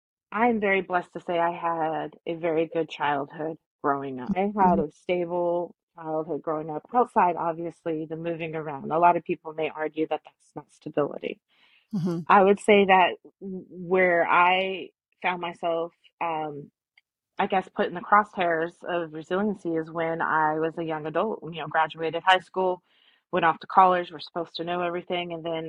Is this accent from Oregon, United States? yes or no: yes; Oregon, United States; now in Georgia, United States; So I'm originally from the Pacific Northwest, the Oregon area. But right now, Georgia is where my roots are.